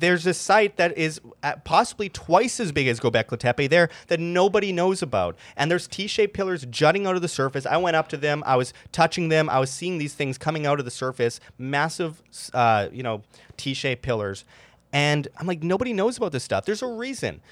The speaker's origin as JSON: {"language": "English", "town": "Winnipeg", "region": "Manitoba", "country": "Canada", "tie": "born or raised there", "said": "I grew up in Winnipeg, Canada"}